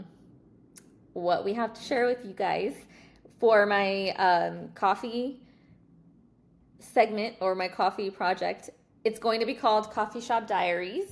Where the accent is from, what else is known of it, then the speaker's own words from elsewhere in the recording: Dallas, Texas, United States; I was born and raised in Dallas